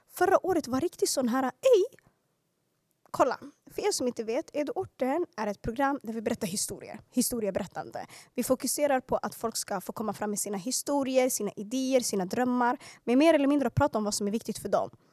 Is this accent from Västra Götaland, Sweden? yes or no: no; Stockholm, Stockholm County, Sweden; växte upp i Hagsätra och Skärholmen. Yani södra Stockholms förorter